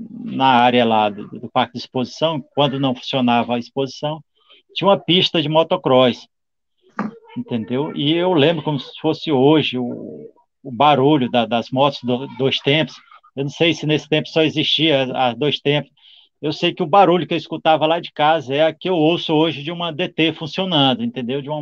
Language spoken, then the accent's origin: Portuguese; São Mateus, Espírito Santo, Brazil; also born or lived in Vitória; Eu sou nascido de Vitória, Espírito Santo, sou capixaba, né?